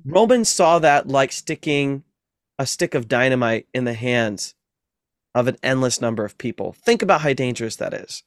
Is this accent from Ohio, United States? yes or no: yes; Ohio, United States; moved away; also born or lived in Massachusetts; in the Midwest, I'm from Ohio